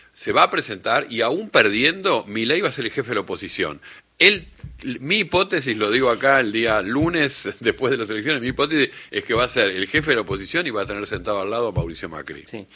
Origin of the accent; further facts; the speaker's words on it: Uruguay; now in Argentina; yo que soy uruguayo, y recuerdo que cuando vine acá, a, en los, en los setenta